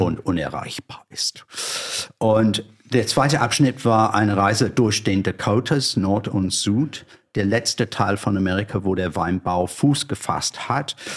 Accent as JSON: {"language": "German", "region": "London", "country": "United Kingdom", "second_language": "German", "moved": "as an adult", "lives_now": "Germany", "said": "ich stamme aus einer langweil grüner, aber langweiliger Vorort von London. Auf der falschen Seite, der Südostseite."}